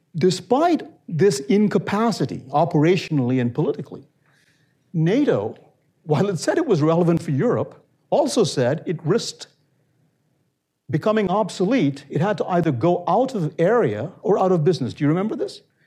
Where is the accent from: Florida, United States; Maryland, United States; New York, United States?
New York, United States; I come from New York